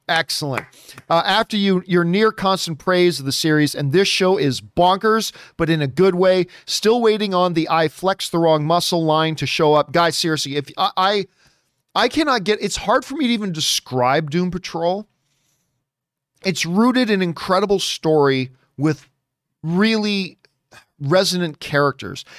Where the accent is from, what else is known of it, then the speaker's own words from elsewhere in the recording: Hamilton, Ontario, Canada; my hometown of Hamilton, Ontario, Canada.